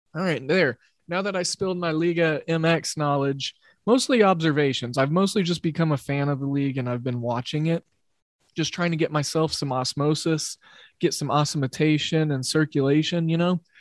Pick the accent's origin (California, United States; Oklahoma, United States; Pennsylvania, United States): Oklahoma, United States; I grew up in Oklahoma